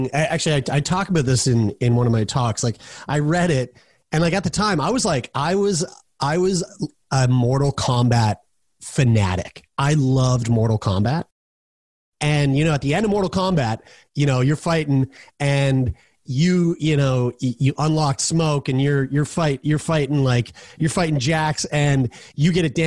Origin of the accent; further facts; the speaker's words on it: Halifax, Nova Scotia, Canada; also born or lived in Newfoundland; my parents uprooted their entire life in Newfoundland and moved to here where I'm at right now, Halifax, Nova Scotia, which is my hometown